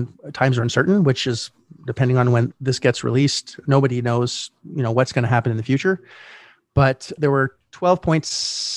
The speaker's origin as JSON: {"language": "English", "country": "Canada", "tie": "born or raised there", "said": "I was born in Canada in 1972"}